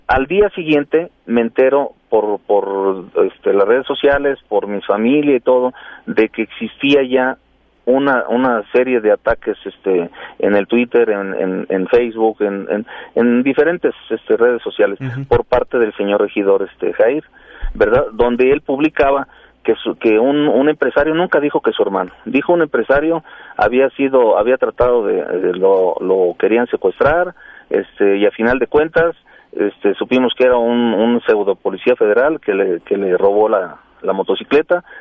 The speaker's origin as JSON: {"language": "Spanish", "town": "Toluca", "region": "State of Mexico", "country": "Mexico", "said": "yo soy de aquí de Toluca, aquí vive toda mi familia"}